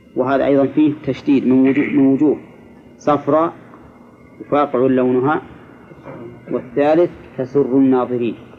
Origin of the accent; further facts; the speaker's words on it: Egypt; عندنا في مصر